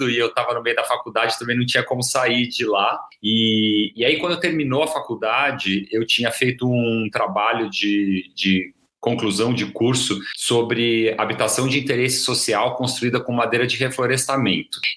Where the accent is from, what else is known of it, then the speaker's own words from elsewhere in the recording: Londrina, Paraná, Brazil; moved away as an adult; now in São Paulo, Brazil; E aí foi aí, só aí que eu saí de Londrina. O mestrado eu acabei, é, a ideia era emendar com um doutorado, por isso que eu mudei para São Paulo.